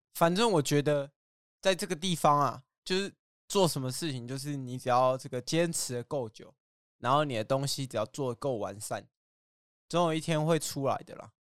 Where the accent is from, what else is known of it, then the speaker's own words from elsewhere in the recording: Tainan, Taiwan; moved away as an adult; also born or lived in Keelung; now in Taichung, Taiwan; 可是我在台南长大啊